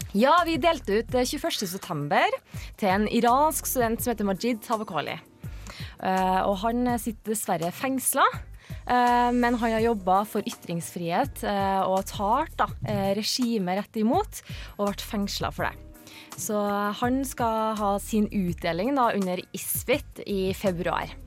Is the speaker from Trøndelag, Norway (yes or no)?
yes; Trondheim, Trøndelag, Norway; accent: Trondheim dialect; Jeg er fra Trondheim